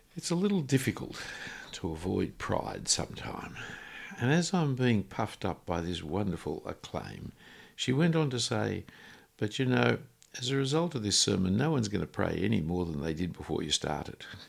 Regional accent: Australia; I'm an Australian

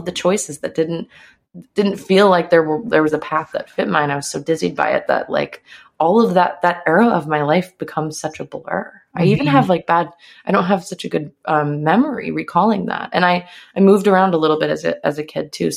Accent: a small town outside of Chicago, Illinois, United States; I grew up in Chicago, in a small town outside of Chicago.

